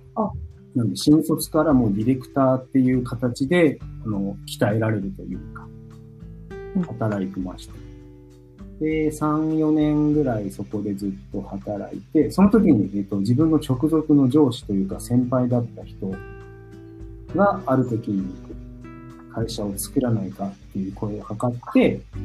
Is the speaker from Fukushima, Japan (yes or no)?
no; Tokyo, Japan; 僕は、東京生まれ、うん、東京育ちです。